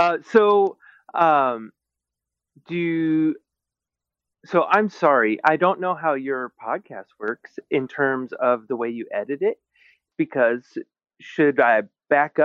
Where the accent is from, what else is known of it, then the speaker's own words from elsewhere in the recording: Alaska, United States; moved away as an adult; now in Seattle area, United States; I grew up in Alaska